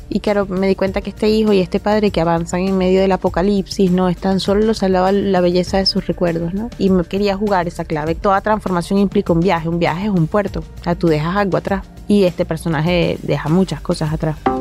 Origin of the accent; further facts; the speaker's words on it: Caracas, Capital District, Venezuela; moved away as an adult; now in Spain; Nací en Caracas